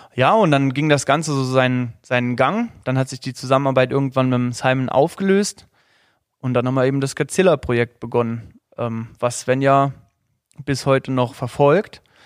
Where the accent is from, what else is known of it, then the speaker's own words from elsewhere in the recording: Saarland, Germany; ich komme aus dem Saarland